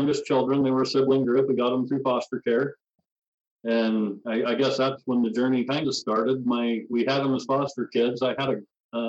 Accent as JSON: {"language": "English", "town": "Rexburg", "region": "Idaho", "country": "United States", "tie": "born or raised there", "also_born_or_lived": "Walla Walla, Washington / Phoenix, Arizona / Provo, Utah / Salt Lake City, Utah", "said": "I was born in Walla Walla, Washington. We ended up in Phoenix, Arizona until I was 10. And then grew up the rest of the time right outside of Rexburg, Idaho"}